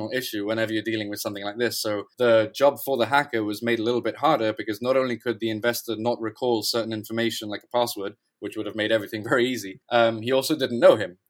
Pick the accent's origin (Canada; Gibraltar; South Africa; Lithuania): Gibraltar; moved away as an adult; now in London, United Kingdom; I'm originally from Gibraltar. I've been living in London for about a year now.